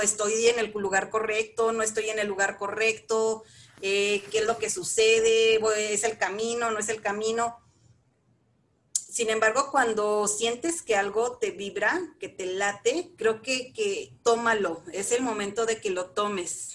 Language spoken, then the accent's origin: Spanish; Chihuahua, Mexico; moved away as an adult; also born or lived in Saltillo / Torreón / Monterrey; now in Valle de Bravo, Mexico; yo soy de la ciudad de Chihuahua, Chihuahua, Chihuahua, de ahí al norte, bella mi tierra